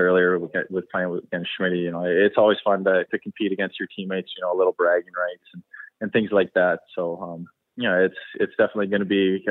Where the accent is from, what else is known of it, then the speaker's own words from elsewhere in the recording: Canada; also born or lived in United States; I was born in the States and, you know, moved to Canada when I was about 8